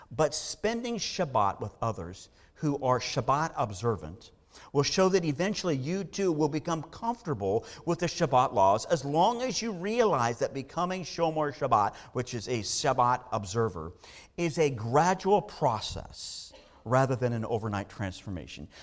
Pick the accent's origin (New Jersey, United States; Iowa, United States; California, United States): California, United States; Southern; I grew up in Southern California